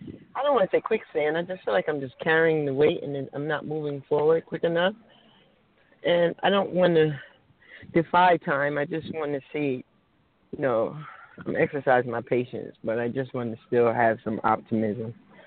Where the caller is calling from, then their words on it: New Jersey, United States; I'm calling from New Jersey.